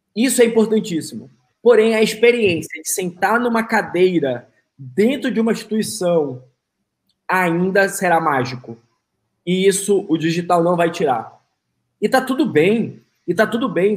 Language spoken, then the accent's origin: Portuguese; Manaus, Amazonas, Brazil; now in United States; eu sou de Manaus